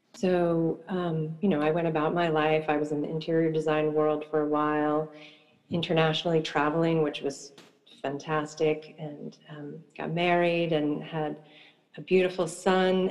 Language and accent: English; eastern Long Island, New York, United States; growing up on the East Coast in a um, very rural part of the eastern part of Long Island